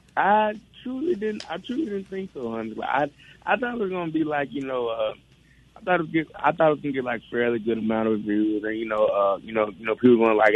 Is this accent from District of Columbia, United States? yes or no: no; Clarksdale, Mississippi, United States; me coming from a historical town like Clarksdale